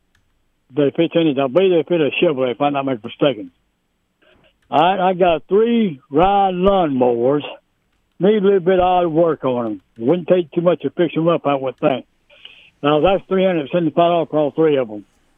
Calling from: York, South Carolina, United States; I'm calling from York, South Carolina.

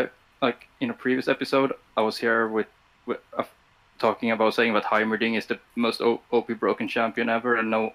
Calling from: Sweden; I'm calling from Sweden.

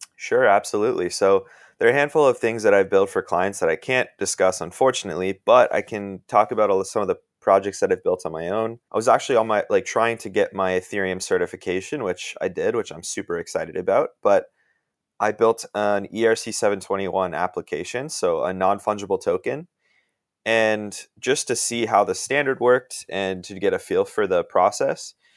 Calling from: Washington, District of Columbia, United States; I'm calling in from the Washington, D C area.

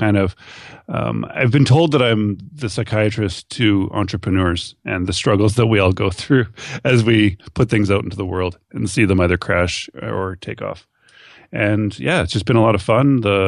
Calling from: Thunder Bay, Ontario, Canada; I'm calling from Thunder Bay, Ontario, Canada, way, way up north of Minneapolis.

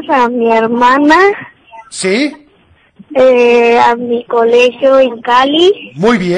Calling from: Guadalajara, Jalisco, Mexico; Hola Teo, buenos días soy … de Guadalajara

